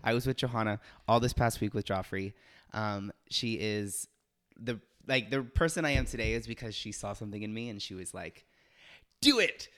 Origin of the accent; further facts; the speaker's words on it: Los Angeles, California, United States; moved away; I'm originally from Los Angeles